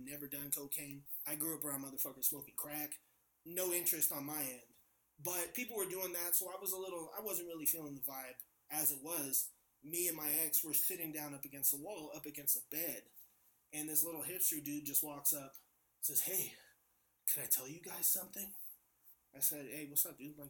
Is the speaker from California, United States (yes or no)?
yes; San Francisco, California, United States; I'm from San Francisco. My neighborhood is called Bernal Heights